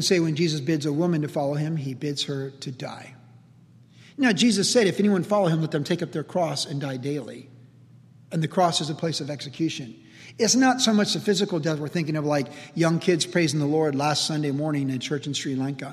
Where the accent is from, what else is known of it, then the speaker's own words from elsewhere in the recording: Carlsbad, United States; when you're growing up in Carlsbad in the 70s